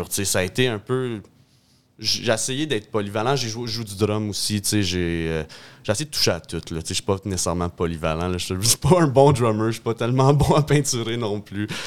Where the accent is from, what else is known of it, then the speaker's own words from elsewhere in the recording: Lefaivre, Ontario, Canada; also born or lived in Hawkesbury, Ontario; j'étais un petit gars de Lefebvre en Ontario.